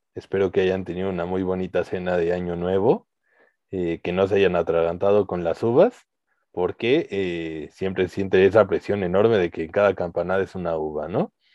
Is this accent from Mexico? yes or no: yes; Mexico; nosotros que somos mexicanos